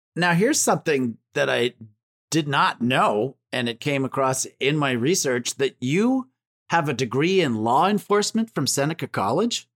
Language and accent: English; Ontario, Canada; I was born in Ontario